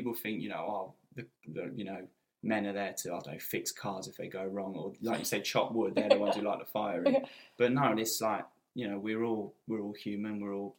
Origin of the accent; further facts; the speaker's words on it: Newcastle upon Tyne, North East England, United Kingdom; Yeah, being a Geordie.